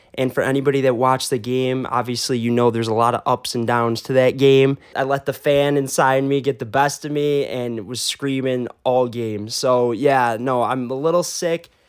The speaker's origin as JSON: {"language": "English", "town": "Chicago", "region": "Illinois", "country": "United States", "tie": "born or raised there", "said": "my hometown Bears"}